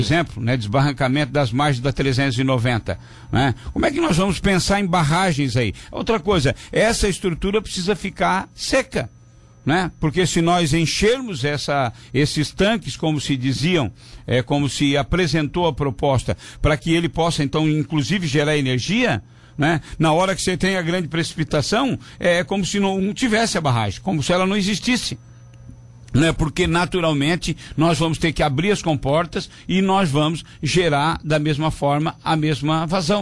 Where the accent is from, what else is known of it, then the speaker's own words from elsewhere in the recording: Pedras Grandes, Santa Catarina, Brazil; now in Tubarão, Brazil; Eu sou de Pedras Grandes